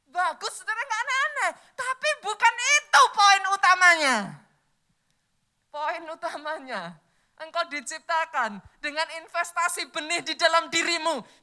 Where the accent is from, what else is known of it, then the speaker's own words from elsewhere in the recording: Java, Indonesia; Saya orang Jawa, saudara.